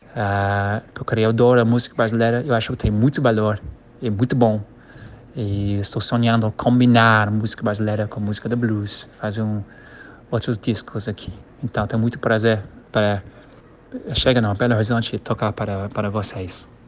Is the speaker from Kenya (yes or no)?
yes; Kenya; Portuguese is a second language; also born or lived in Rio de Janeiro, Brazil; now in Brazil; se chama Quênia, onde eu nasci